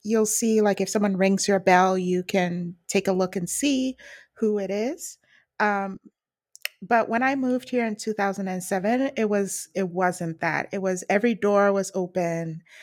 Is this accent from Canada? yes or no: yes; British Columbia, Canada; I'm from British Columbia.